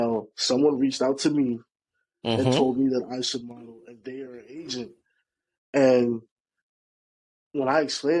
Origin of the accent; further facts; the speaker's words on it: Jamaica; also born or lived in New York; now in New Jersey, United States; from Jamaica. I reside in New York. I reside in New Jersey as of right now